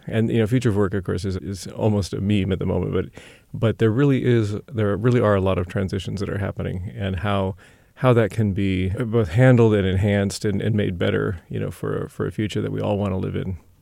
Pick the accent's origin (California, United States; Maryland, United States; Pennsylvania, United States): California, United States; Sacramento; also born or lived in Berkeley / Bay Area / Middle East / Europe; I'm from Sacramento originally.